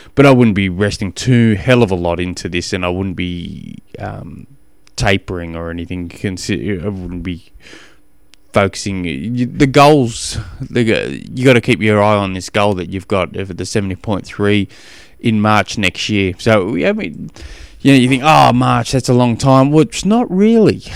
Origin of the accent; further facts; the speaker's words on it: Australia; moved away; also born or lived in Tennessee, United States; I'm an Aussie